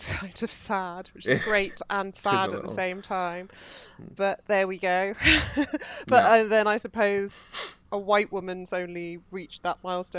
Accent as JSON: {"language": "English", "country": "United Kingdom", "said": "as British people"}